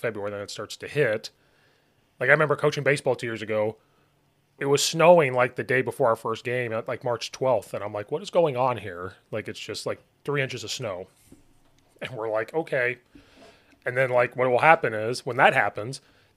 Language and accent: English; 25 minutes east of Champaign-Urbana, Illinois, United States; also born or lived in Charleston, Illinois; I grew up 25 minutes east of Champaign, Urbana, where U of I is.